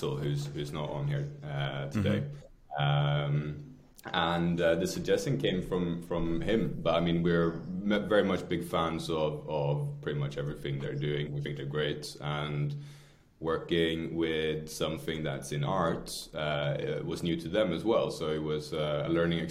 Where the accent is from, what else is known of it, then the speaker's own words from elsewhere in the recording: Skåne, Sweden; also born or lived in London; now in Stockholm, Sweden; Skåne is the southernmost tip of Sweden, very close to Copenhagen. That's where we're from.